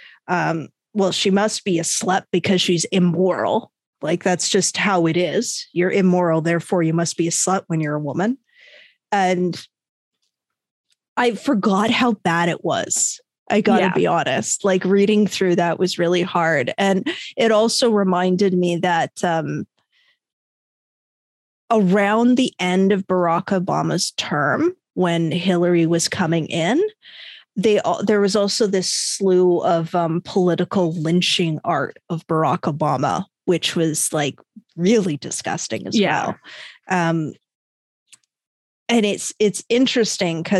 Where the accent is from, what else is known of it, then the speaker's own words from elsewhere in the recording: Canada; I'm Canadian